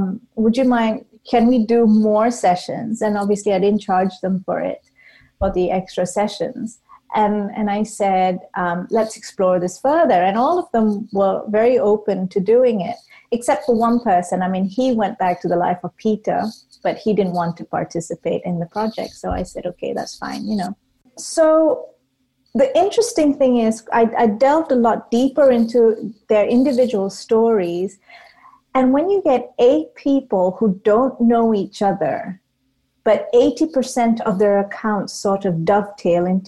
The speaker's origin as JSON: {"language": "English", "country": "Malaysia", "tie": "born or raised there", "moved": "yes", "lives_now": "United Kingdom", "said": "I grew up in Malaysia, and Malaysia is predominantly a Muslim country, and I grew up a Hindu"}